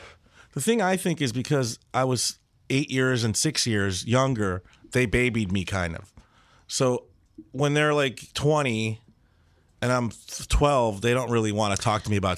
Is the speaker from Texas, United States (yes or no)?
no; Chicago, Illinois, United States; the west side of Chicago.